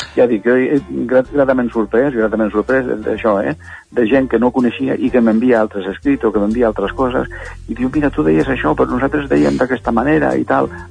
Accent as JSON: {"language": "Catalan", "area": "native village in the Los Vélez area", "region": "Andalusia", "country": "Spain", "tie": "born or raised there", "also_born_or_lived": "Badalona, Catalonia", "moved": "yes", "lives_now": "Catalonia, Spain", "said": "és el meu poble, eh, el poble natal"}